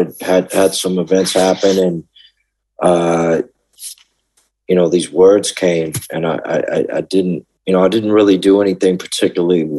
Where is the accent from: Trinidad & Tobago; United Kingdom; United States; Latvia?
United States; Washington, District of Columbia; accent: Southern; moved away; also born or lived in Memphis, Tennessee / Lubbock, Texas / Austin, Texas; I was raised in D.C.